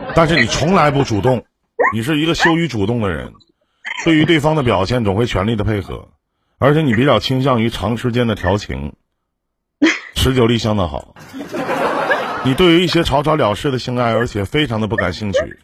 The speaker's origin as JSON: {"language": "Chinese", "region": "Northeast China", "country": "China", "said": "我们东北这边"}